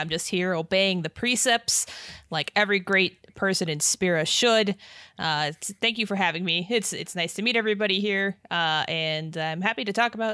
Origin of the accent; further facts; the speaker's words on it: Las Vegas, Nevada, United States; I'm from Vegas